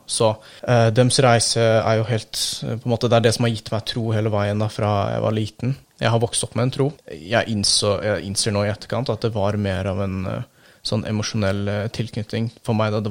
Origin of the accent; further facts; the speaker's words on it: Turkey; now in Norway; jeg gjorde mye og hang mye med venner og sånt når jeg var hjemme i Tyrkia, men så fort jeg kom til Norge, eh, så var jeg veldig ensom.